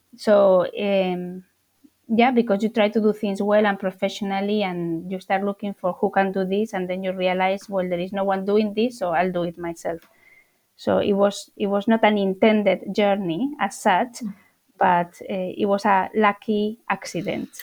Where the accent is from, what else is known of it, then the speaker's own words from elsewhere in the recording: Spain; now in London, United Kingdom; I'm from Spain, one of nine children